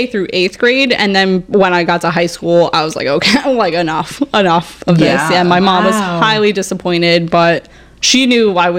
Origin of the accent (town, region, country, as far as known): Edison, New Jersey, United States; born or raised there